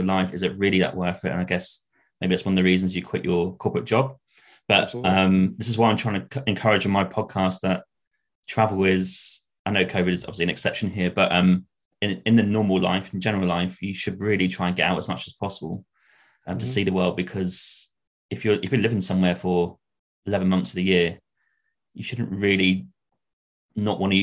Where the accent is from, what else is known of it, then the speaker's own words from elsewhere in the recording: Norwich, East of England, United Kingdom; me growing up in Norwich